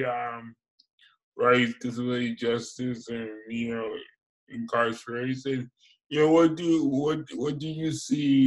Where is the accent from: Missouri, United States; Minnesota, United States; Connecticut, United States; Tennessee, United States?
Connecticut, United States; Hartford; I grew up in Hartford. I grew up in East Hartford and West Hartford